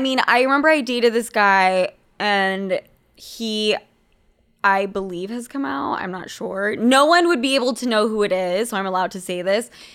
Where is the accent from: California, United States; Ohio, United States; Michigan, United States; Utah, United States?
Utah, United States; I'm from fucking Utah.